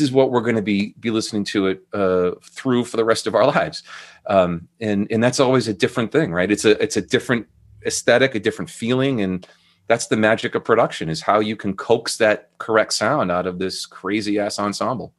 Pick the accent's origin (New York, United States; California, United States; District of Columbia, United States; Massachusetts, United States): Massachusetts, United States; Andover; moved away as an adult; also born or lived in Burlington, Vermont; now in Portsmouth, United States; I grew up, uh, north of Boston in a town called Andover, Mass.